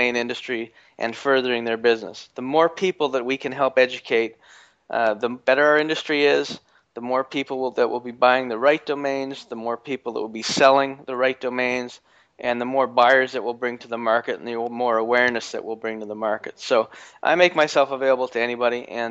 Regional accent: Canada; I'm from Canada

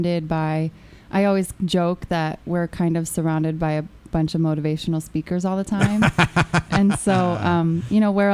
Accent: San Diego, California, United States; I grew up in Southern California

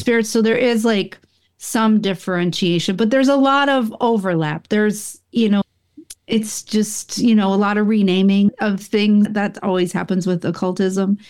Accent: Buffalo, New York, United States; also born or lived in Rochester; when I grew up in upstate New York, I'm from the Buffalo area

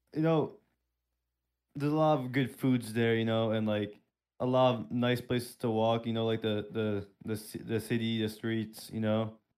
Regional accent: Turkey; now in Pennsylvania, United States; I'm originally from Turkey

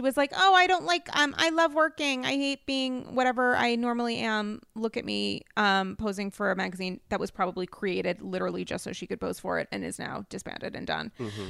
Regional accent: New England, United States; now in New York, United States; I'm essentially a New Yorker now, but I'm a New England girl.

